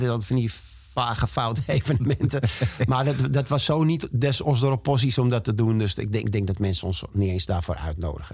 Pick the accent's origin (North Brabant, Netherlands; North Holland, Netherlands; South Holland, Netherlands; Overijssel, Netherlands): North Holland, Netherlands; Amsterdam; ik ben in Amsterdam geboren en ik ga er in mijn kist pas weer vandaan